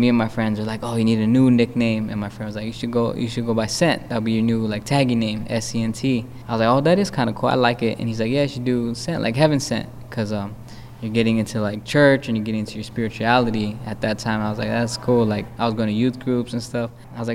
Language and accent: English; Phoenix, Arizona, United States; moved away as an adult; now in Chicago, United States; I was born and raised in West Phoenix